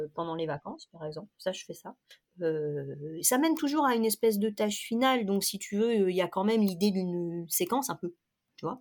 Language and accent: French; La Rochelle, Nouvelle-Aquitaine, France; moved away as an adult; also born or lived in Lower Normandy; now in Rochefort, France; J'ai vécu toute mon enfance à La Rochelle, j'y suis née